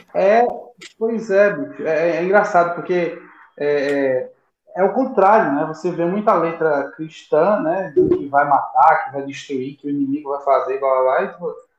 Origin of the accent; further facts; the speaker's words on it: Recife, Pernambuco, Brazil; aqui em Recife, né? é a minha terrinha